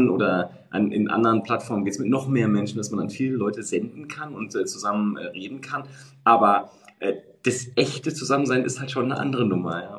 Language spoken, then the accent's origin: German; Münster, North Rhine-Westphalia, Germany; ich komme ja hier aus Münster und Münster ist mhm. jetzt 300.000, ist auch keine, keine Weltstadt, aber äh, zumindest eine sehr schöne, schöne Stadt